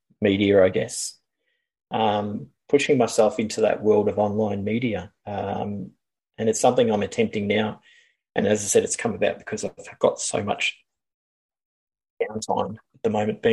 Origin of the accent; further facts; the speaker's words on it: Australia; I'm Australian